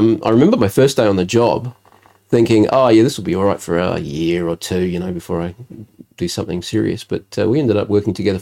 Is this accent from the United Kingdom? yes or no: no; Adelaide, South Australia, Australia; also born or lived in Elizabeth, South Australia / Fairview Park, South Australia; we actually moved when I was about 10 years old. We moved from Elizabeth to Fairview Park, with Tea Tree Gully area